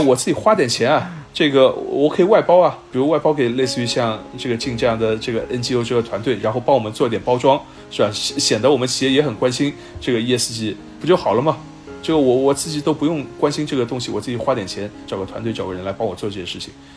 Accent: China; 我们中国人

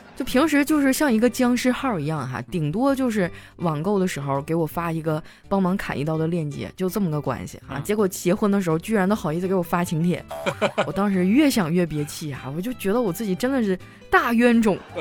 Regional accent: Northeast China, China; moved away; 就以前在我老家嘛，我是东北的，我跟小黑一个地区哈

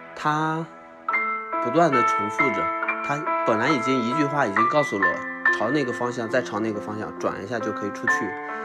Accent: Lüliang Mountains, Shanxi, China; moved away; 我也是从山里面走出来的。我是 吕梁山的人

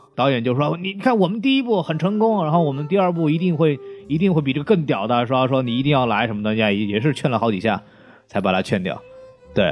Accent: China; 我们中国人

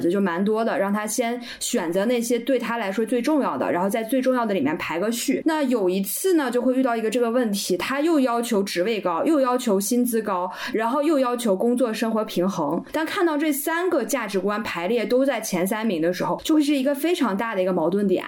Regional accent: Northeast China, China; 我们东北话叫“死猪不怕开水烫”

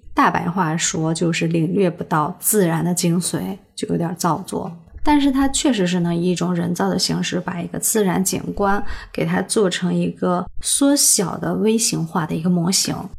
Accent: China; 代表我们中国人对美好生活的一种向往

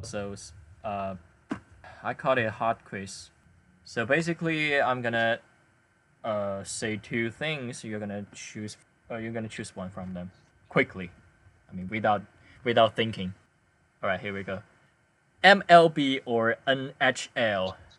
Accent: Chengdu, Sichuan, China; now in Hangzhou, China; my hometown is Chengdu.

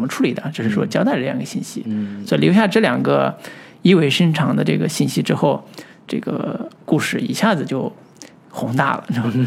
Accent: China; 我们中国人多吃苦耐劳啊

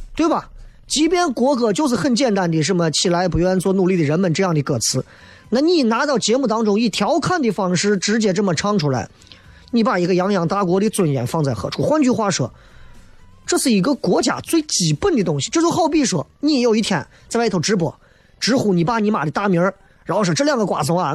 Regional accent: China; 作为一个中国人

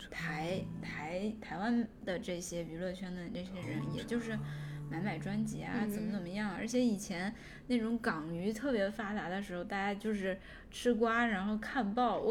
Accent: China; 但是我理解，就是说我作为中国人，别人说中国我不开心，

